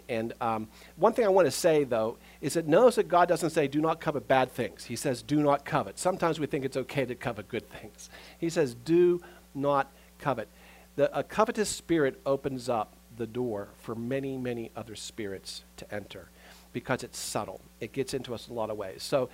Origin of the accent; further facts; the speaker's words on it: United States; we as American Christians